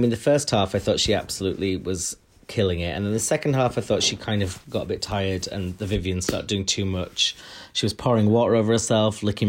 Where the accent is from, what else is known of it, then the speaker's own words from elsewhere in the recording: United Kingdom; we're British